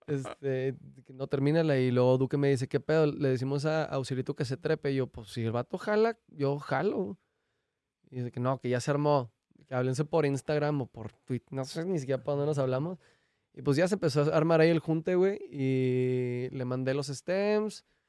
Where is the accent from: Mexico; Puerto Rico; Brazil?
Mexico; uno como mexicano va a Estados Unidos y se regresa a México